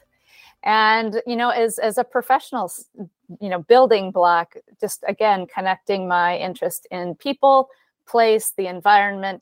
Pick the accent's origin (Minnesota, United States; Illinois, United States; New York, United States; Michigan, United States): Michigan, United States; Flint; I grew up in Michigan, from Flint, Michigan specifically